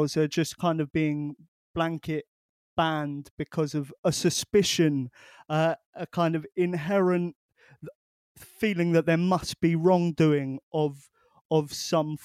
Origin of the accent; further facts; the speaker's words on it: Portsmouth, South East England, United Kingdom; my hometown of Portsmouth